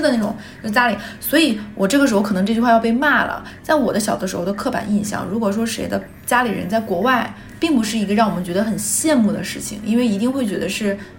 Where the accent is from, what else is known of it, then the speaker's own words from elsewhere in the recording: Liaoyuan, Jilin, China; accent: Northeastern (Dongbei); moved away; 像我老家燎原市